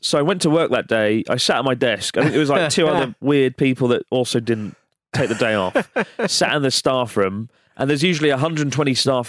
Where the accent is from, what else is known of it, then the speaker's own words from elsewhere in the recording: Utah, United States; I'm from Utah.